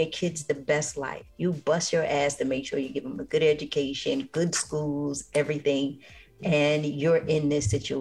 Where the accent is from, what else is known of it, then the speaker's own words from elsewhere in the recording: New York City, New York, United States; I grew up in the Bronx, in New York